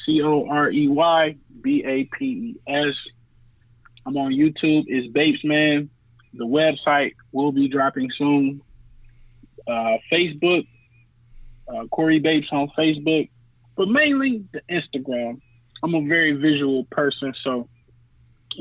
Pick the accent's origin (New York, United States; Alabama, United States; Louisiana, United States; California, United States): Louisiana, United States; New Orleans; I was born in New Orleans.